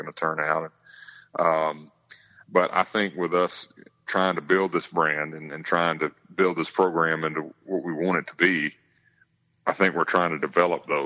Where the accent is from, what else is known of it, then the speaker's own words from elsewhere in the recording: Georgia, United States; growing up in America's Georgia